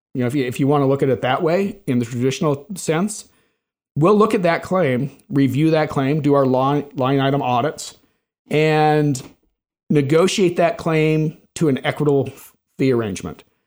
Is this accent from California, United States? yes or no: no; Salt Lake City, Utah, United States; moved away as an adult; also born or lived in Bay Area / Chicago; I was originally from Salt Lake